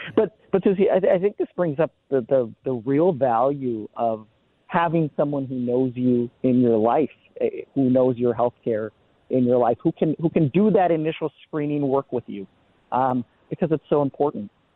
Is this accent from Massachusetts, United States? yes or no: no; Minneapolis, Minnesota, United States; I grew up in, in the Twin Cities